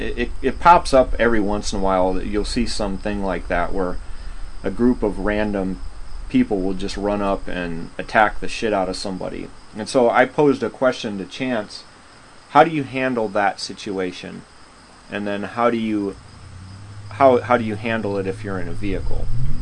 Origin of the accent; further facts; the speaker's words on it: Chicago, Illinois, United States; born there; So I lived in Chicago for 4 years. I was born in Chicago.